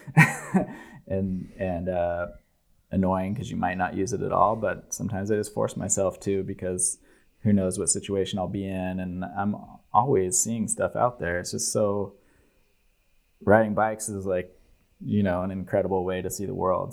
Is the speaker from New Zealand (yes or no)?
no; United States; being like an American kid from a fairly normal, not conservative, but middle of the road politics family